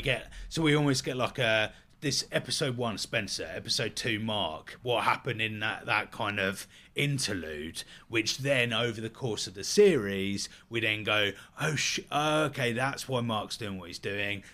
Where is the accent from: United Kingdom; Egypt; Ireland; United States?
United Kingdom; we're both British, so we're getting that kind of British humour